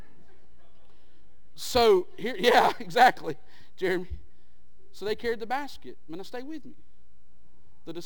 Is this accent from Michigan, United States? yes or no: no; Skitch Mountain, Georgia, United States; I grew up in Skitch Mountain.